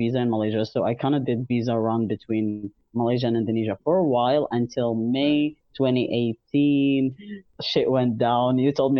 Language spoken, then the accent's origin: English; Algeria; moved away as an adult; now in Montreal, Canada; I'm almost 23. I live in Montreal, Canada, and I happen to be an Algerian trans man.